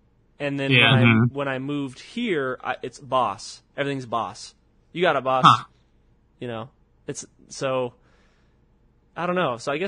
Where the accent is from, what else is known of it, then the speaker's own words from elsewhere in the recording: California, United States; I say I'm from California.